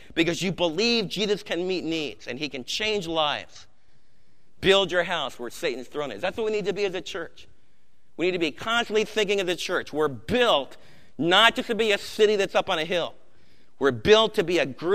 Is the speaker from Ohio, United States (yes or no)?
no; Maplewood, New Jersey, United States; growing up in Maplewood, New Jersey